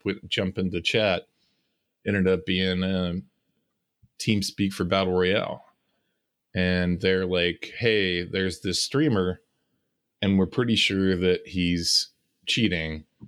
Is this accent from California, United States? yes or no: yes; California, United States; moved away; I decided I was gonna go back to my hometown